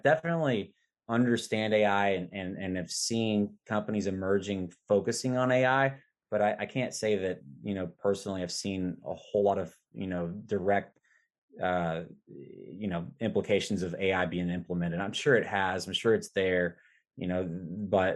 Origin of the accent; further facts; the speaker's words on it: Arkansas, United States; I'm from Arkansas